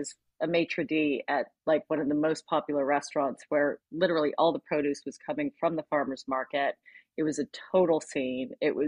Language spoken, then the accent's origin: English; San Francisco, California, United States; moved away as an adult; now in Los Angeles, United States; I'm a California gal though, but I'm a transplant. I was born and raised in San Francisco. And I moved